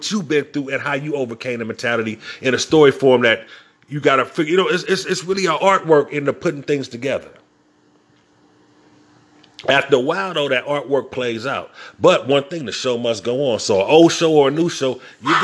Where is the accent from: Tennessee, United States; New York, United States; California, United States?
California, United States; Inglewood; I'm from Inglewood.